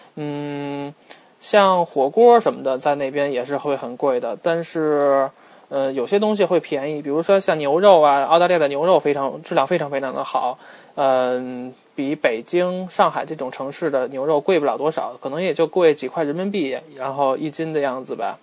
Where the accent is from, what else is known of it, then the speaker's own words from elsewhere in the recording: China; now in Australia; 因为我们中国人嘛，真的是能吃苦肯干